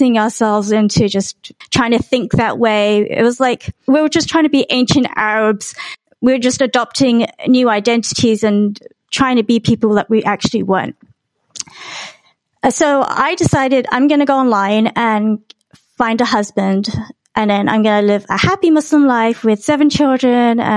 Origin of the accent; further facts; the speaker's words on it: Harrow, London, United Kingdom; moved away as an adult; also born or lived in Barking, Essex / Plano, Texas; I was raised in Harrow, Middlesex